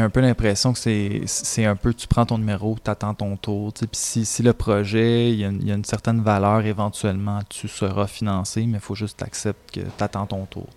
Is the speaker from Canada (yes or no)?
yes; Contrecoeur, Quebec, Canada; also born or lived in Sorel-Tracy; j'ai grandi à Contrecoeur